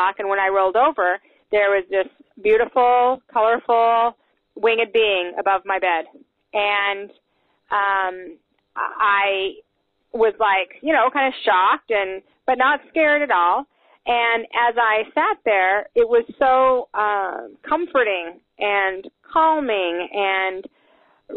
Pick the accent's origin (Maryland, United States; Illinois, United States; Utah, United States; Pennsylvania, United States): Utah, United States; Salt Lake City; I was raised in Salt Lake City, Utah